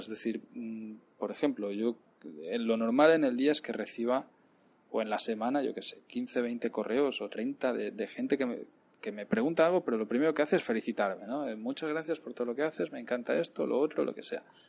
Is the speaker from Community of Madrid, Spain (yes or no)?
no; Cardeo, Catalonia, Spain; moved away as an adult; also born or lived in Palacagüina, Nicaragua; now in Nicaragua; irme a, a Cardeo, mi pueblo